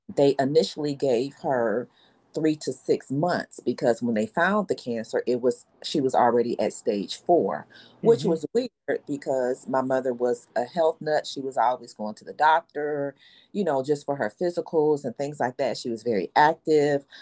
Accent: Detroit, Michigan, United States; I am from Detroit, retired hairstylist

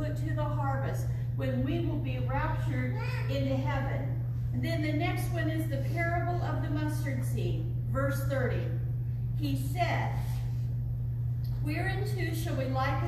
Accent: California, United States; Growing up in California

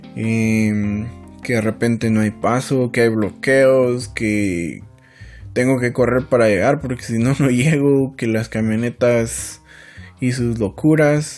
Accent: San Felipe de Jesús, Sacatepéquez, Guatemala; nací en el Hospital Nacional de, del Hermano Pedro, en San Felipe de Jesús.

